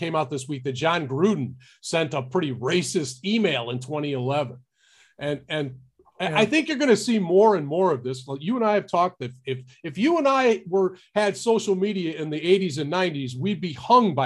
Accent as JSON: {"language": "English", "town": "Detroit", "region": "Michigan", "country": "United States", "tie": "born or raised there", "said": "I grew up in Detroit"}